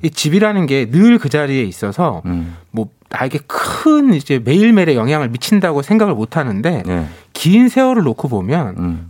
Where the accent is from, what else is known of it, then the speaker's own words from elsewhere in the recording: Hanam, Gyeonggi Province, South Korea; 제가 어렸을 때 네. 살았던 네. 데는 동도 아니었어요.